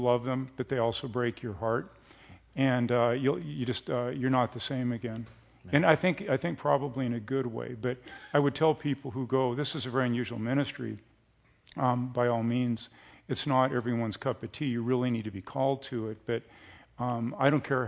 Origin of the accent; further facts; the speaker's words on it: United States; as an American Christian